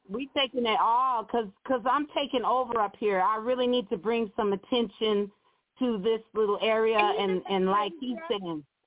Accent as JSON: {"language": "English", "region": "Montana", "country": "United States", "also_born_or_lived": "Oakland", "said": "I'm from Montana"}